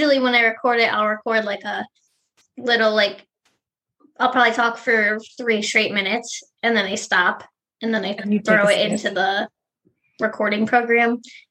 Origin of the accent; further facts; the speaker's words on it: Cleveland, Ohio, United States; We're from Cleveland